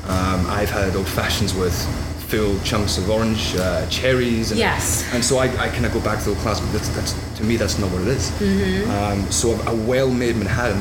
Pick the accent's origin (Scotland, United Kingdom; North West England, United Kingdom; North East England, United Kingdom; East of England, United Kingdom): Scotland, United Kingdom; now in New York, United States; I am a Scotsman, true and true.